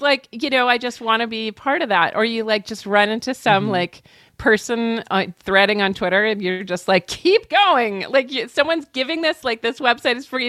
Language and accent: English; New Hampshire, United States; where I was born in New Hampshire